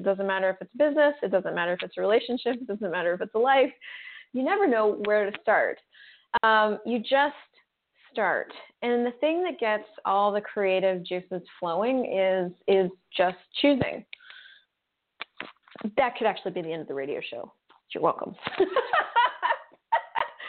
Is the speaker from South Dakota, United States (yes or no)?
no; Colorado, United States; I was raised in Colorado